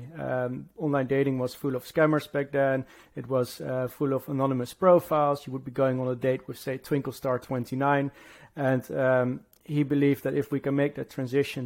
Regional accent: Netherlands; moved away as an adult; now in London, United Kingdom; from the Netherlands, living in London. I've been living here now for about 10 years

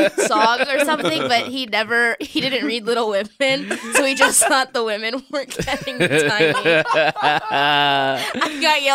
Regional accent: Boston, Massachusetts, United States; moved away as an adult; now in New York, United States; I'm from Boston that's originally.

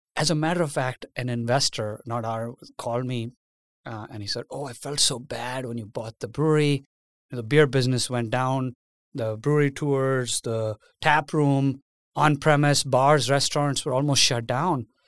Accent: India; moved away as an adult; now in United States; I was born and raised in India

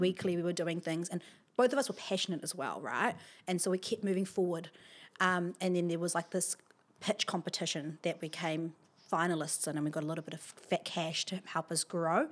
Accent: Wellington, New Zealand; I'm from, here from Wellington. I grew up in Beerenpaw, uh, went to Beerenpaw School

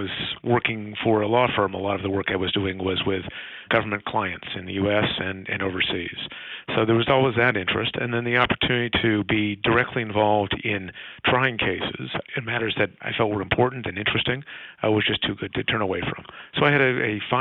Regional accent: Palo Alto, California, United States; As a kid growing up in Palo Alto

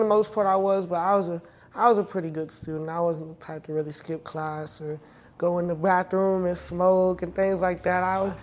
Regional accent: Clover, South Carolina, United States; So a little town called Clover, South Carolina.

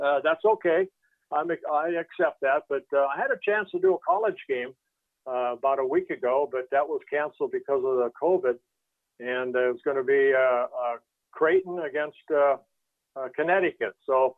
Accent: Netherlands; born there; I was born in Holland. My dad came over with, you know, hardly any money in his pocket and gave us a better life.

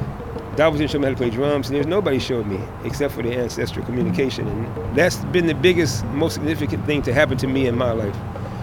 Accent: Detroit, Michigan, United States; number one drummer on the planet, proud African. Born in Detroit, West Side, right off of Davidson and 14th. Raised in America.

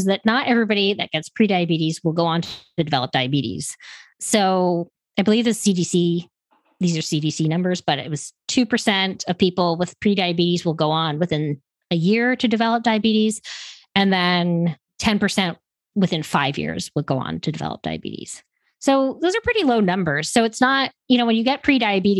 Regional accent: Canada; moved away as an adult; now in United States; I'm originally from Canada

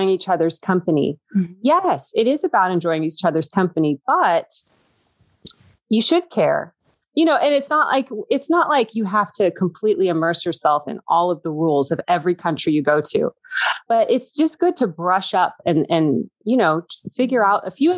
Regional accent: United States; I was the only American there

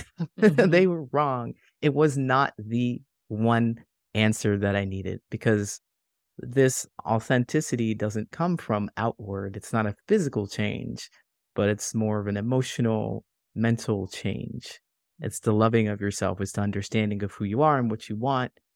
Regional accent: Ohio, United States; moved away as an adult; also born or lived in California; now in Chicago, United States; I grew up in Ohio and I moved all within Ohio

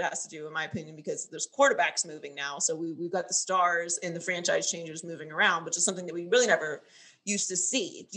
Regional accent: Pittsburgh, Pennsylvania, United States; moved away; also born or lived in Miami, Florida; I lived there for 10 years. I went to college there. So it's like my second home, but I grew up in Pittsburgh

